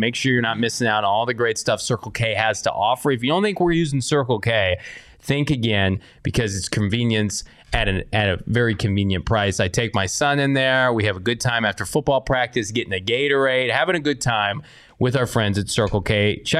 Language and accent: English; Illinois, United States; I'm from Illinois.